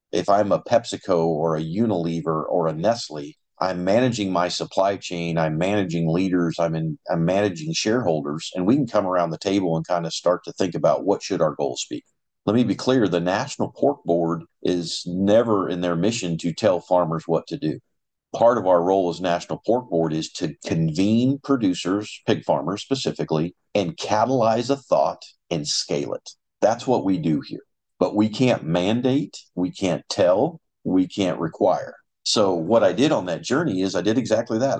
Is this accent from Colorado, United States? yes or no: yes; eastern Colorado, United States; moved away as an adult; now in Iowa, United States; Little history about my background I actually grew up in Colorado